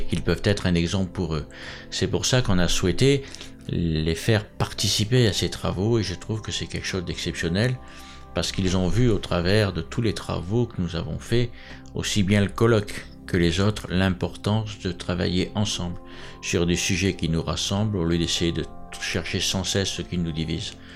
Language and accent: French; France; je vais parler en tant que Français